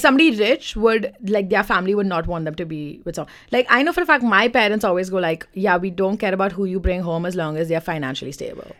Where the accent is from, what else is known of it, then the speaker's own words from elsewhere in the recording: India; now in London, United Kingdom; I'm Indian